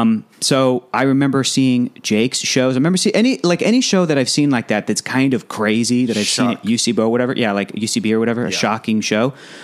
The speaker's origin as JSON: {"language": "English", "town": "San Diego", "region": "California", "country": "United States", "tie": "born or raised there", "moved": "as an adult", "lives_now": "Los Angeles, United States", "said": "I grew up in San Diego."}